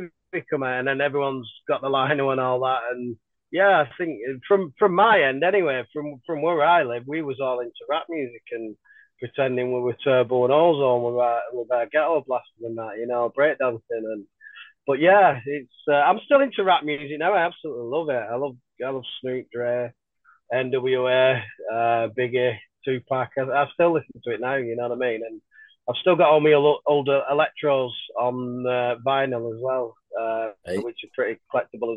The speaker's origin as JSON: {"language": "English", "town": "Bolton", "region": "North West England", "country": "United Kingdom", "tie": "born or raised there", "said": "I grew up in Bolton, born and bred in Bolton"}